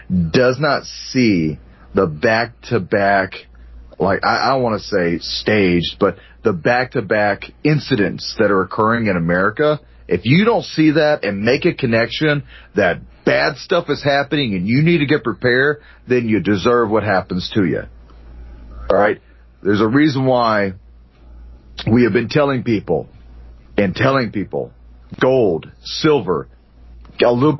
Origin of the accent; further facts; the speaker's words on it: United States; as an American veteran, as a military veteran